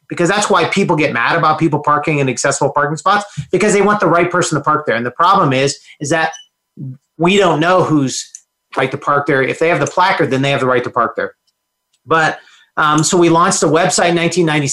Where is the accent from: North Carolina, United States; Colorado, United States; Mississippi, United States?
Colorado, United States; Aurora; also born or lived in Denver, Colorado; there were four boys in a home growing up in Aurora, Colorado is where we grew up. And so grew up in Aurora from then till I graduated from high school